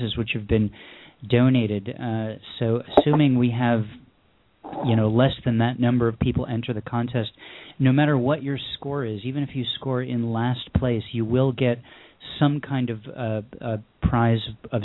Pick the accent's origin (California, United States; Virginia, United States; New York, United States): New York, United States; Syracuse; now in Los Angeles, United States; I'm from Los Angeles now, but the last time I was at the YMCA in Syracuse, I was attending summer camp at their day camp, and I was probably about 8 years old.